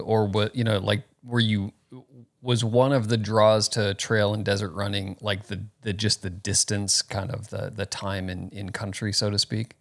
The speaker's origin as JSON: {"language": "English", "town": "Phoenix", "region": "Arizona", "country": "United States", "tie": "born or raised there", "also_born_or_lived": "Florida", "moved": "yes", "said": "I was born in Florida, but grew up in Phoenix here"}